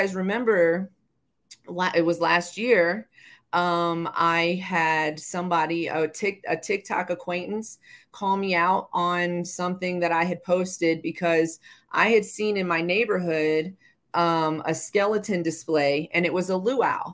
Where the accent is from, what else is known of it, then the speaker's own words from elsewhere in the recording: the South, United States; I grew up in the South.